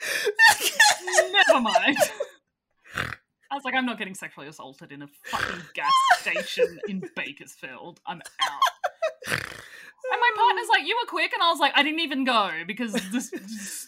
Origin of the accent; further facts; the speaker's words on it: Australia; my family was put on a fucking prison ship by those motherfuckers and sent to Australia